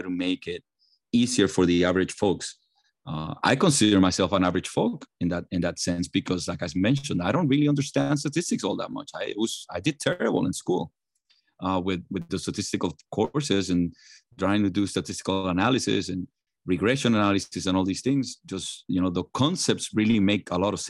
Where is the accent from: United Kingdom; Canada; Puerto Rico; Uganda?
Puerto Rico; I grew up in Puerto Rico